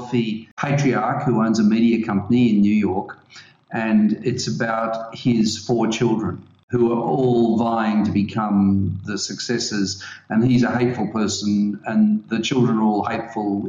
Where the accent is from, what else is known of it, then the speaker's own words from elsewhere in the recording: Australia; I'm an Australian, so I have a really great Australian music playlist